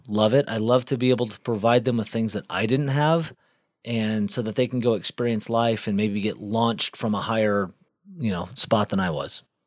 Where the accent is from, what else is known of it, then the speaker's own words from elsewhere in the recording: Galveston, Texas, United States; also born or lived in South Bend, Indiana / North Carolina; I spent most of my life growing up in Galveston, Texas